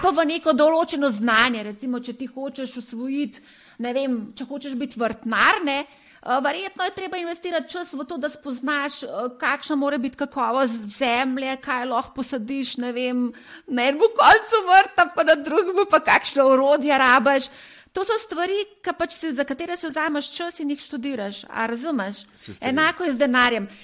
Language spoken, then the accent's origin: Slovenian; Slovenia